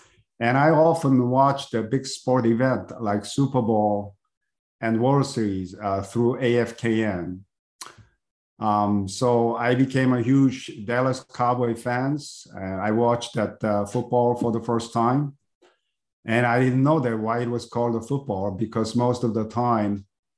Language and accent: English; Seoul, South Korea; English is a second language; moved away as an adult; also born or lived in Texas; now in United States; I was born in Seoul, Korea, a couple of years after the end of Korean War.